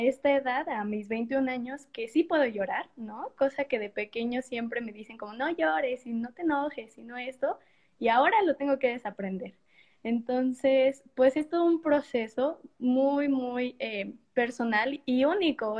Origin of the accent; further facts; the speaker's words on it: Morelia, Michoacán, Mexico; Estudié en la Universidad de Morelia y pues por ende soy de Morelia